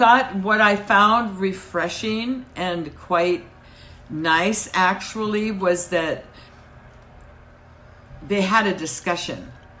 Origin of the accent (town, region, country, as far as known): United States